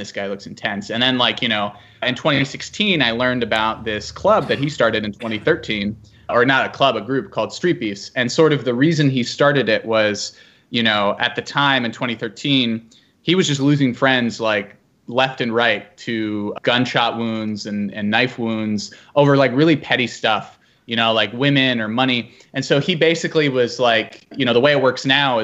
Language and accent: English; Virginia, United States; This is in my hometown